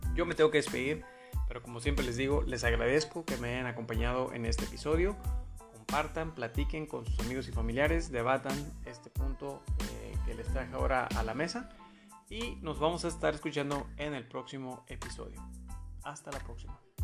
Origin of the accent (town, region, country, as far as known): Mexico